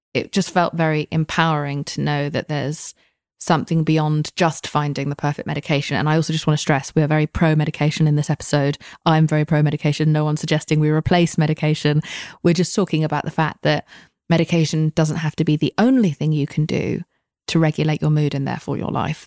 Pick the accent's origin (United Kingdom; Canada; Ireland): United Kingdom; I'm British. We are told to never say how we're feeling about anything ever